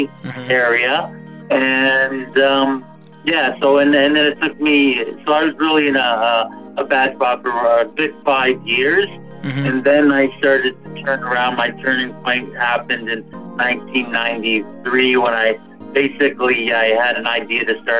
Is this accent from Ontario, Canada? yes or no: yes; Niagara Falls, Ontario, Canada; I'm actually from, the closest place would be Niagara Falls, Ontario, Canada.